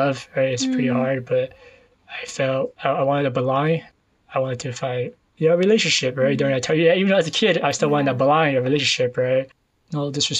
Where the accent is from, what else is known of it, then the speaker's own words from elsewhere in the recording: San Jose, California, United States; I was born and raised in East San Jose.